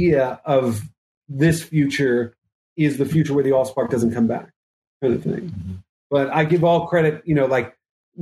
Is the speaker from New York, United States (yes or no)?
yes; New York, United States; me as a New Yorker